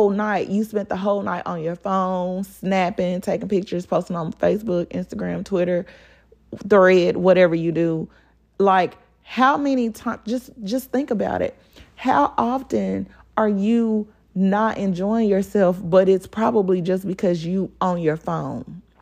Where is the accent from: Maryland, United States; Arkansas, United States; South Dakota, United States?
Arkansas, United States; Pine Bluff; Like y'all and y'all know I grew up in Pine Bluff. Like we used to ride our bikes all over freaking Pine Bluff.